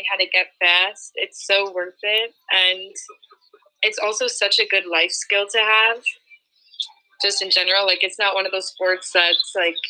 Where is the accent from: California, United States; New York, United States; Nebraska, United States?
New York, United States; Port Washington; I'm from Port Washington, New York